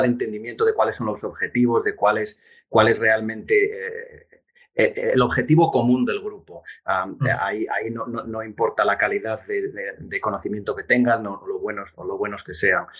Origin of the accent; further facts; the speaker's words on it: Oviedo, Asturias, Spain; moved away as an adult; now in United States; crecí en, en, en Oviedo